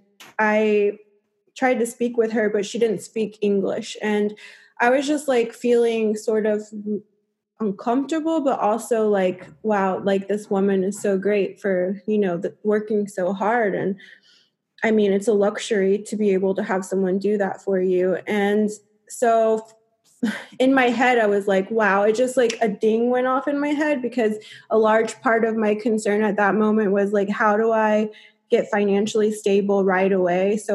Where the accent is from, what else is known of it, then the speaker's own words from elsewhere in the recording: United States; moved away as an adult; also born or lived in Europe; being an American, playing in Europe